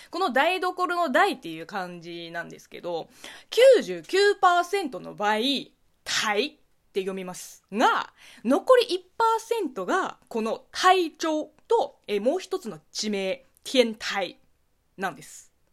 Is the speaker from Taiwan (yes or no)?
no; Linhai, Zhejiang, China; Japanese is a second language; also born or lived in Beijing; now in Japan; 私の地元、浙江省臨海市なんですが